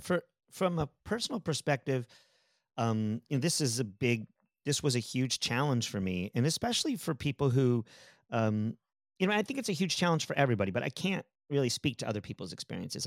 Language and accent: English; San Antonio, Texas, United States; also born or lived in Pennsylvania; we moved from Pennsylvania to Aus-, to Te-, to San Antonio, Texas